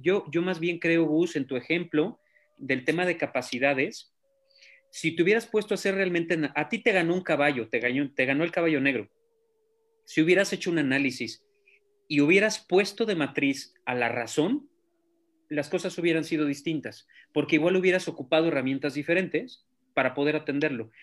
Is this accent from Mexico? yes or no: yes; Guadalajara, Jalisco, Mexico; soy tapatío